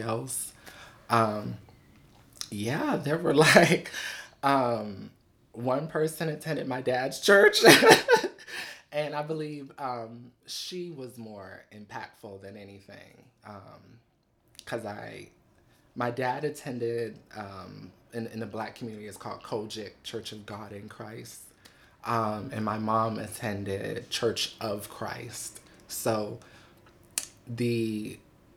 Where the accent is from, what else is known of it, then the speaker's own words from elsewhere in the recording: Buffalo, New York, United States; also born or lived in Los Angeles; now in New York City, United States; So I'm originally from Buffalo.